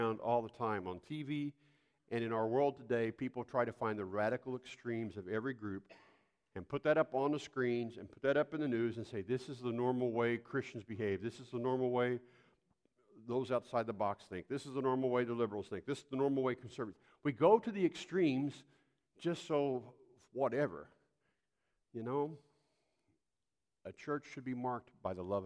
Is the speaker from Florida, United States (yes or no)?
no; Poplar Bluff, Missouri, United States; growing up in the South